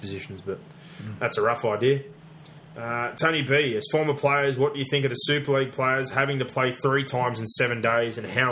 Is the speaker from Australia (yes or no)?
yes; Australia